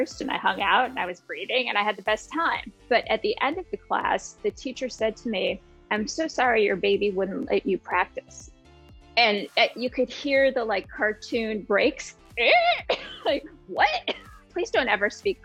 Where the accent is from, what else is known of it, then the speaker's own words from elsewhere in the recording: Chicago, Illinois, United States; now in Hawaii, United States; I'm originally from Chicago